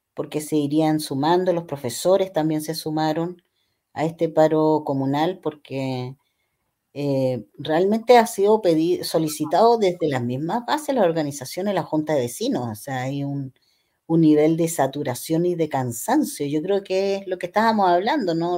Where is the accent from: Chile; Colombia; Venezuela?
Chile; como chilenos